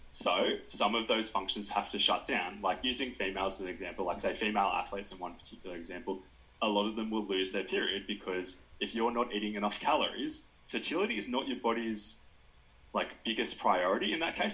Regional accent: Nowra, New South Wales, Australia; moved away; also born or lived in Wagga Wagga, New South Wales; I'm from Nowra originally on the south coast, but I studied at Wagga Wagga

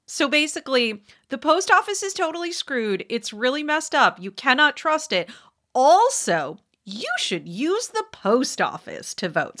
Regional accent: Wisconsin, United States; moved away; I don't live there anymore, but I'm from there, Wisconsin

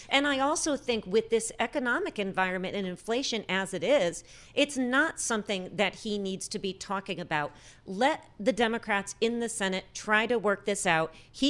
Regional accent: New England, United States; Okay, I did say Missouri, and I am from New England, so there's that.

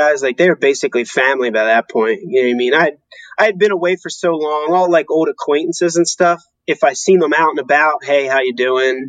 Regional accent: United States; moved away as an adult; also born or lived in Germany; as an American growing up

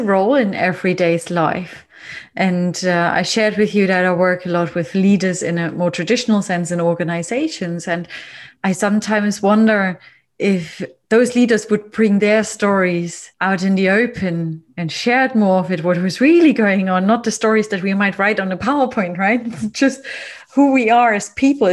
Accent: East Germany, Germany; I grew up in East Germany, but I was a young girl when the wall came down.

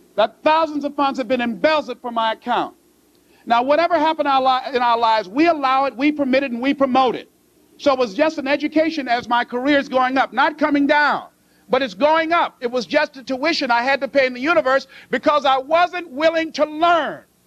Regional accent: Miami, Florida, United States; I was born in Liberty City

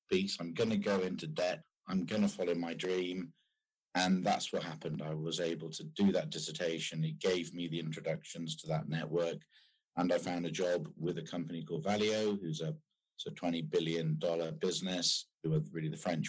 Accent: United Kingdom; also born or lived in France; being British and being in the automotive industry

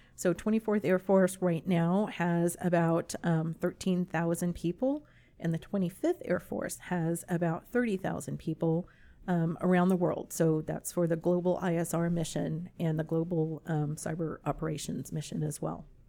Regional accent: San Antonio, Texas, United States; moved away as an adult; also born or lived in Virginia; I'm actually originally from San Antonio, so this is home

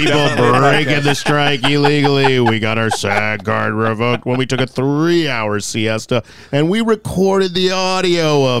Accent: Boca Raton, Florida, United States; Boca Raton, Florida.

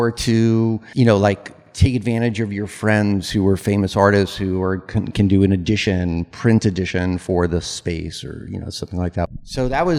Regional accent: Yonkers, New York, United States; I'm from Yonkers

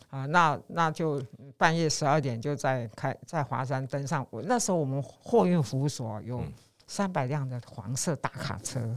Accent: Yilan County, Taiwan; 我也是宜兰人

